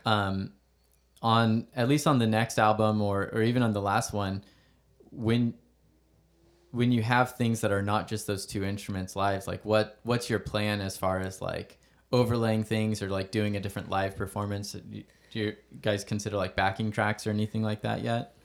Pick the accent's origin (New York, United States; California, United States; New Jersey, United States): California, United States; Stockton; also born or lived in Valley Springs; I was born here and my parents are from here and we moved back